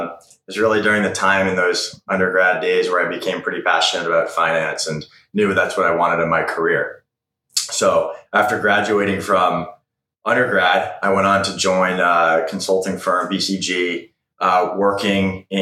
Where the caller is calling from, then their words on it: San Francisco, California, United States; Right now, I'm in San Francisco. We have an office here in Soma on Folsom Street.